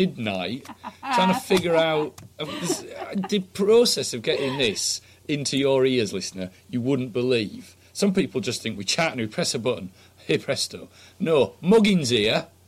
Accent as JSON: {"language": "English", "region": "Yorkshire and the Humber", "country": "United Kingdom", "said": "I'm from Yorkshire."}